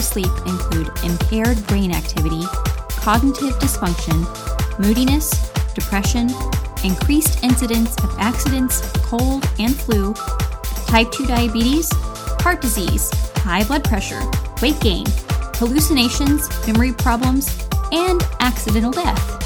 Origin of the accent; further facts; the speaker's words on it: Florida, United States; I'm from Florida, where winter is about a week long